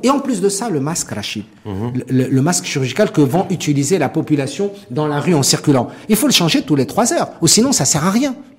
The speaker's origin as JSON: {"language": "French", "country": "Morocco", "said": "en tant que Marocain"}